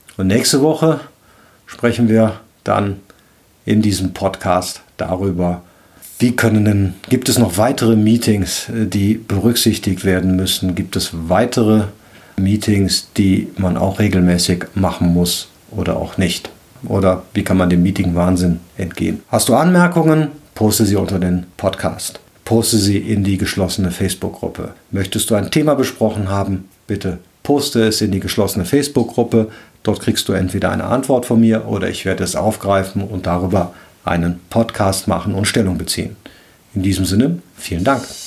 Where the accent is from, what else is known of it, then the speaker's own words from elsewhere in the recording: Cologne, North Rhine-Westphalia, Germany; Ich bin ja Rheinländer, ich komme aus Köln